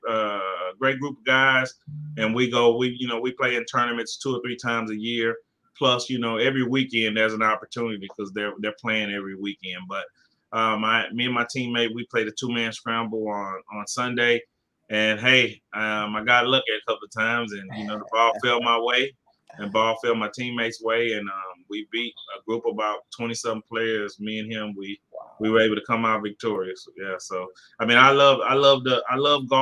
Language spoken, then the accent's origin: English; Houston, Texas, United States; I'm from Fifth Ward, Houston, Texas